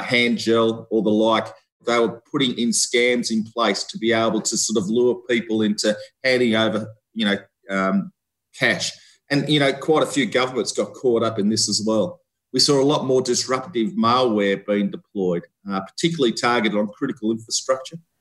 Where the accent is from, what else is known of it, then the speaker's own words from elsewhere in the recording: Australia; moved away as an adult; also born or lived in Victoria, Australia / Canberra, Australia; I'm an Australian seconded officer